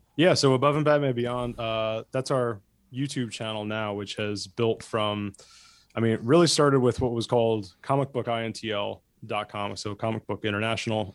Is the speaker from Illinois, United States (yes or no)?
no; New Jersey, United States; moved away; I grew up in Jersey suburbs and not, like, close to the city, hip Jersey suburbs.